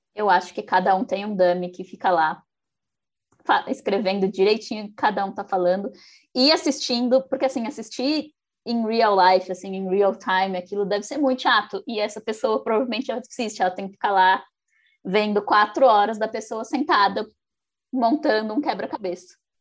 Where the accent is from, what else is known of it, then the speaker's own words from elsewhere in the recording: São Paulo, Brazil; eu sou de São Paulo